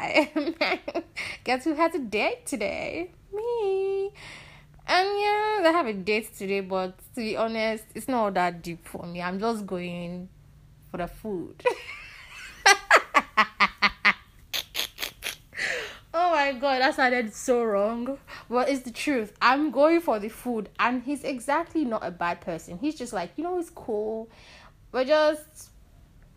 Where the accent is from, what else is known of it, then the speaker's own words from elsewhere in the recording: Nigeria; being Nigerian